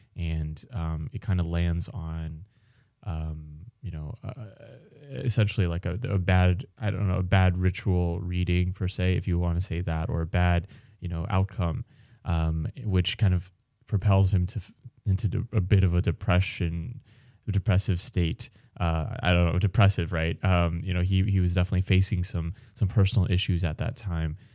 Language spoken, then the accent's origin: English; United States; I, I also myself, uh, American born Chinese